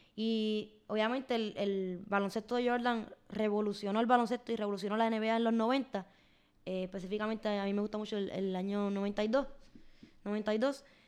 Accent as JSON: {"language": "Spanish", "country": "Puerto Rico", "said": "Yo, como puertorriqueña"}